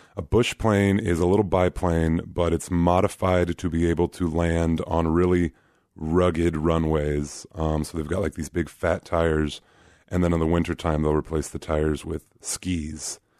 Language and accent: English; Anchorage, Alaska, United States; moved away as an adult; also born or lived in Kansas; now in Des Moines, United States; I grew up in Anchorage, and so it's kind of like the, quote, unquote, big city in Alaska.